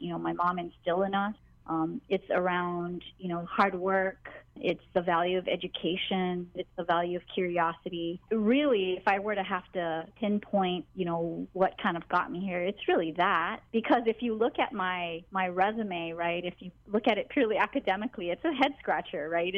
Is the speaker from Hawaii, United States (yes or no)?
yes; Hawaii, United States; born or raised there; English is a second language